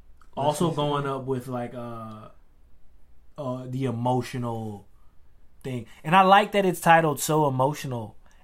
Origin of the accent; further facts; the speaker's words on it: the South, United States; especially me growing up in the South